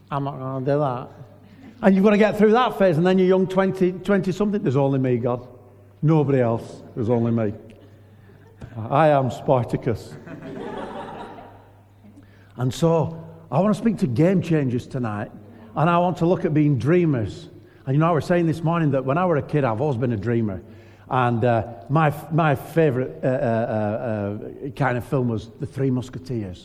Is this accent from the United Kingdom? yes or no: yes; Lancashire, North West England, United Kingdom; moved away as an adult; now in York, United Kingdom; I'm just a normal bloke from Lancashire